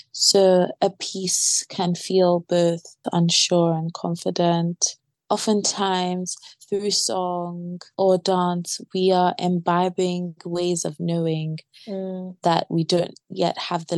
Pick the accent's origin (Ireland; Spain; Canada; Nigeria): Nigeria; Growing up in Nigeria, my father collected CDs and we'd listen to so much African-American music from the Caribbean.